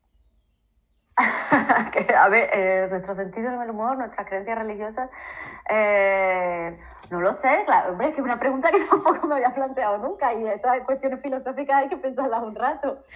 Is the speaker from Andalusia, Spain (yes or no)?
yes; Seville, Andalusia, Spain; moved away as an adult; now in Sierra de Huelva, Spain; yo soy de Sevilla, pero, pero vivo en la Sierra de Huelva